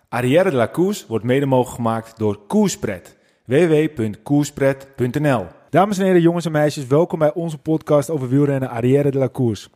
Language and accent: Dutch; West Friesland, North Holland, Netherlands; accent: typisch Noord-Holland; ik kom uit West-Friesland.